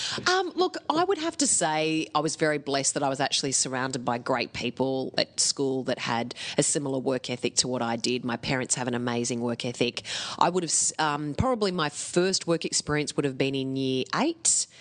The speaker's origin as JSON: {"language": "English", "town": "Mudgee", "region": "New South Wales", "country": "Australia", "tie": "born or raised there", "said": "But my parents are from around Tamworth area, both around that area. So I grew up in Mudgee in New South Wales, where we walked to school and breathed the fresh air."}